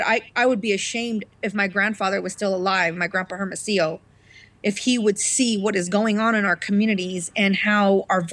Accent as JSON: {"language": "English", "region": "Colorado", "country": "United States", "said": "I'm from Colorado"}